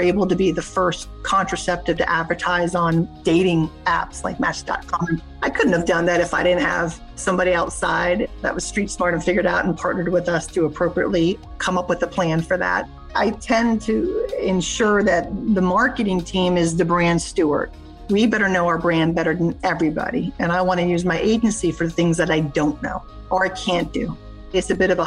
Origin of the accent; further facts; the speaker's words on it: Bethlehem, Pennsylvania, United States; I'm from a steel town, Bethlehem Steel, Pennsylvania